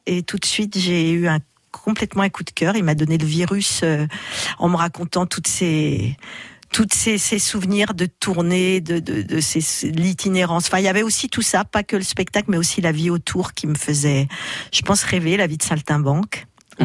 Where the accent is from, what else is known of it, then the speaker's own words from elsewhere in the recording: Chalon-sur-Saône, Bourgogne-Franche-Comté, France; une enfance euh, voilà classique en Bourgogne, à Chalon-sur-Saône